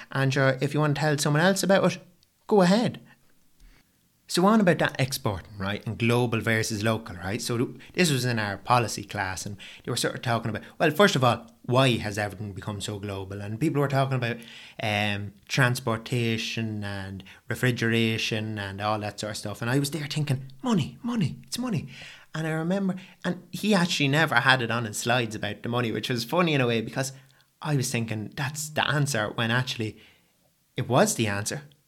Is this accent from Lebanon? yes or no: no; County Meath, Leinster, Ireland; I'm an Irish fella